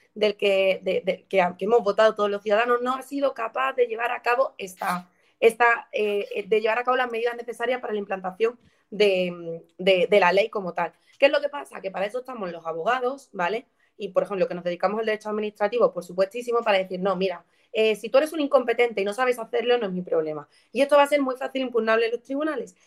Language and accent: Spanish; Écija, Andalusia, Spain; Écija, por ejemplo, mi pueblo